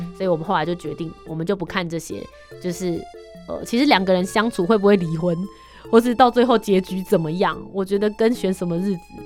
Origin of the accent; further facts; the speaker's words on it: northern Taiwan, Taiwan; 因为我们是北部人嘛